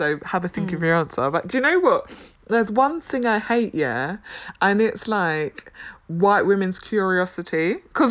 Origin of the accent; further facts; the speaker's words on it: United Kingdom; I'm black British